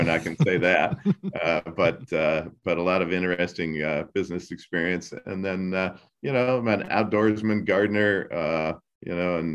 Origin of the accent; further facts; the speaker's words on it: Columbus, Indiana, United States; also born or lived in Louisville, Kentucky / St. Petersburg, Florida; we're from Columbus, Indiana, uh, and have a home in Louisville, Kentucky, and also St. Pete, Florida.